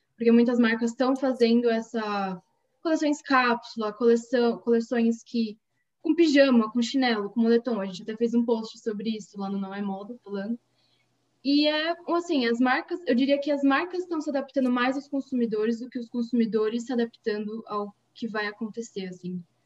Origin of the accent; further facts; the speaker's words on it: São Paulo, Brazil; de São Paulo, capital